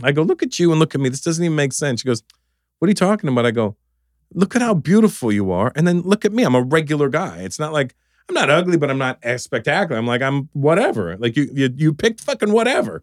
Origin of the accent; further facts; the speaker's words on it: Canada; growing up in Canada